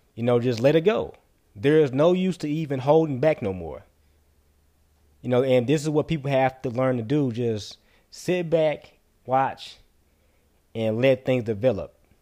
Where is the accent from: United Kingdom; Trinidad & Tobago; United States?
United States; As a taxpaying American citizen, as a black man in America